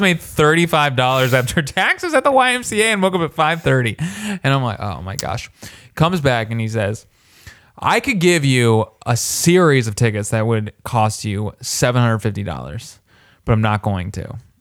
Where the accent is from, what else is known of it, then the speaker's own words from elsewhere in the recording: Warsaw, Indiana, United States; I'm from Warsaw, Indiana